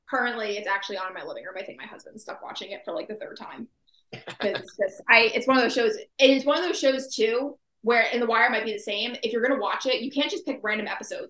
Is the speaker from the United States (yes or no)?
yes; New Jersey, United States; I am from New Jersey, born and raised